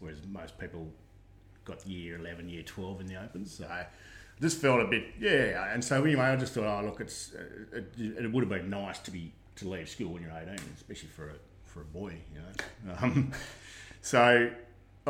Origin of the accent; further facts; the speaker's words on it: Australia; So born and bred in Condo. Did my first up to year six at Condo Public.